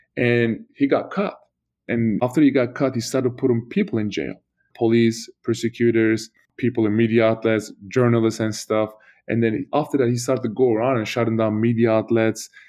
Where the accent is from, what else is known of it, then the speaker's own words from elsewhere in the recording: Turkey; moved away; Turkey because my family was involved and that was my home country